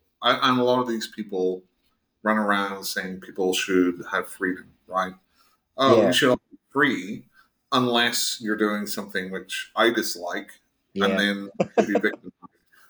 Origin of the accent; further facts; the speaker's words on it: Chicago, Illinois, United States; like whenever I grew up in Chicago.